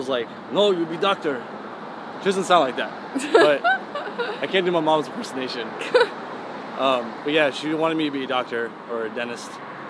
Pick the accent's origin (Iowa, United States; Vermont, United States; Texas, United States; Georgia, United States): Georgia, United States; English is a second language; now in Los Angeles, United States; growing up in Georgia, there was no... It's not many Persians. It's all just white.